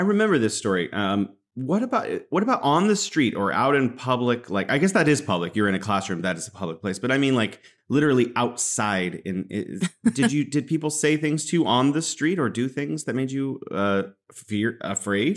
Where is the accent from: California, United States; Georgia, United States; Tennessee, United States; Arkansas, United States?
California, United States; also born or lived in Beijing, China; now in Wuhan, China; I'm originally from California, but now I'm living here in beautiful Wuhan, China